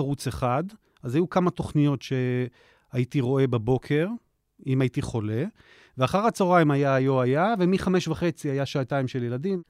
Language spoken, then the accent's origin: Hebrew; Jerusalem, Jerusalem District, Israel; בירושלים. הילדות הייתה רובה בארמון הנציב, אחר כך uh, בית הכרם